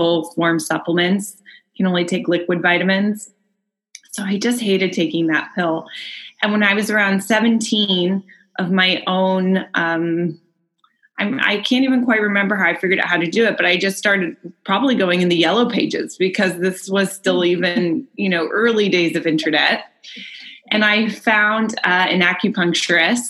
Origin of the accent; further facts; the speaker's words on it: Bay Area, Northern California, United States; I grew up in the Bay Area in Northern California